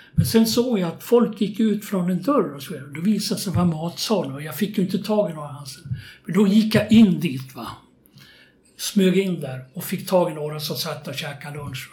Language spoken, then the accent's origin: Swedish; Köping, Västmanland, Sweden; also born or lived in Västerås; jag gick åtta år i skolan och då bodde vi i Köping. Eh, jag är född i Västerås